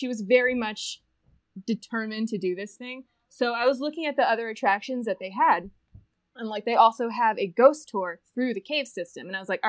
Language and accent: English; New Jersey, United States; moved away as an adult; also born or lived in Philadelphia / Colorado; now in Denver, United States; I grew up in New Jersey, which has, like, its own weirdness